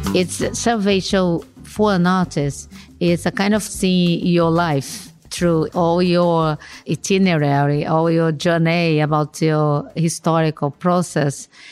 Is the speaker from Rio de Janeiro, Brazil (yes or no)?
yes; Rio de Janeiro, Brazil; I was born in Rio de Janeiro, no? And grew up there and, and works and lives there.